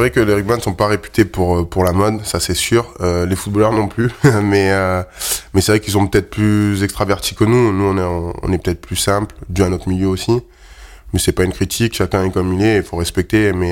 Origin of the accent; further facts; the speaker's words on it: Provence-Alpes-Côte d'Azur, France; Ouais, c'est plutôt dans le sud. C'est vrai que le, football prime, surtout euh, là d'où je viens. Il y a beaucoup plus de, clubs de foot que de rugby. Même si on a des bonnes écoles de rugby là-bas et un grand club comme le RCT.